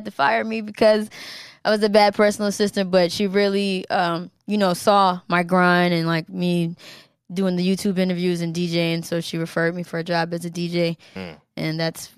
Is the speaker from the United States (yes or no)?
yes; Maryland, United States; moved away as an adult; also born or lived in Germany / New York; I was raised in Maryland